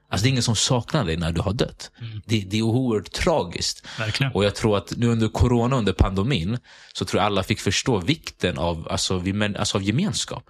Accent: Sundbyberg, Stockholm County, Sweden; jag är född och uppväxt i Hallonbergen.

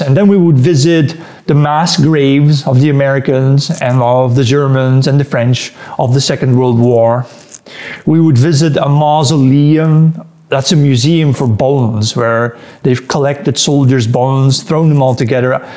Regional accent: Netherlands; also born or lived in Antwerp, Belgium; I'm Dutch, but uh, I was born in the Netherlands, and then when I was one day old, they moved me to Belgium, where I lived, the, spent the first three years of my life there near Antwerp

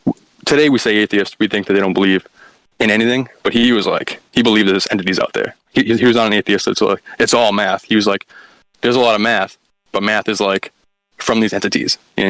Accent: near Andover, Massachusetts, United States; But the town that I talk about, Andover, Massachusetts, it's, like, the town right next to me.

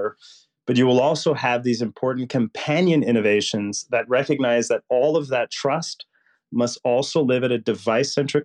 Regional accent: Puerto Rico; I grew up poor in Puerto Rico, which would make Mississippi look rich.

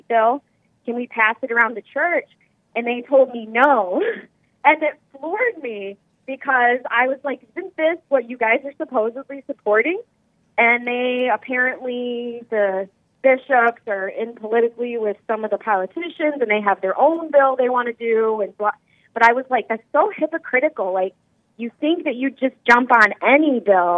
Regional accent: Michigan, United States; I'm from Michigan

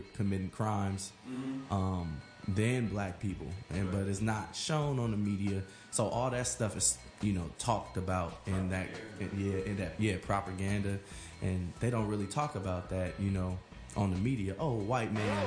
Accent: Los Angeles, California, United States; moved away as an adult; also born or lived in Humboldt State University, Northern California; I'm originally from Los Angeles, California. Watts, wow. Off of Imperial and Compton.

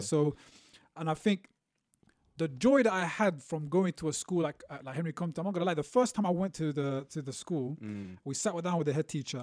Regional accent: London, United Kingdom; also born or lived in Beirut, Lebanon; I grew up in London. Um, uh, we moved around, so East London, North London

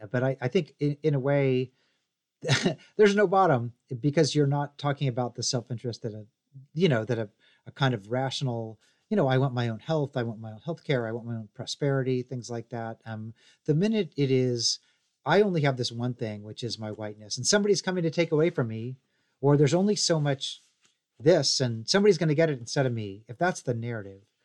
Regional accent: Missouri, United States; now in Tennessee, United States; I'm from Missouri. I live in Tennessee.

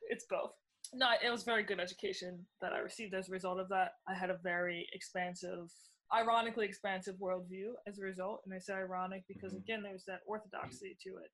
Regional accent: New Orleans, Louisiana, United States; moved away as an adult; now in New York, United States; am from New Orleans originally. Moved to New York five years ago, so I'm a new New Yorker

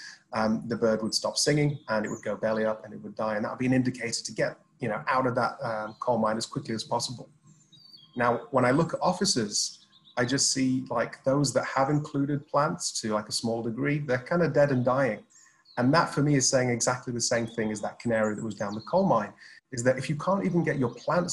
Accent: Sheffield, Yorkshire and the Humber, United Kingdom; now in Dubai, United Arab Emirates; I'm from Sheffield

